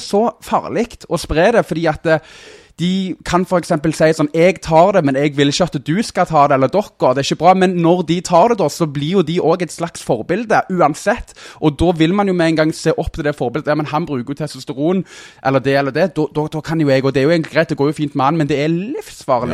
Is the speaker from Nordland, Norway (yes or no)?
no; Stavanger, Rogaland, Norway; accent: Stavanger dialect; also born or lived in Søgne; bodd i Søgne fram til jeg var fem år, og så flytta vi til Eh, Stavanger